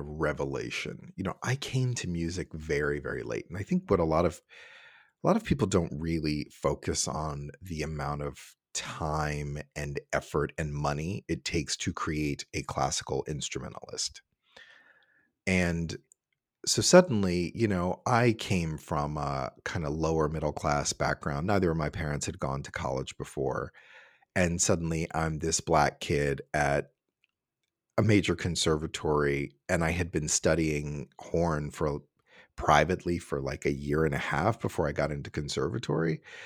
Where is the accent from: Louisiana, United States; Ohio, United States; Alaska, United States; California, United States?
Ohio, United States; Cincinnati; moved away as an adult; also born or lived in New York / San Francisco; I was born, uh, and raised in Cincinnati, Ohio